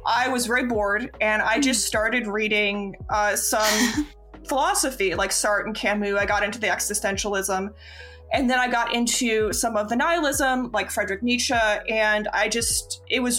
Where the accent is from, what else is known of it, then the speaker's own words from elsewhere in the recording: Florida, United States; growing up in Florida, as a queer person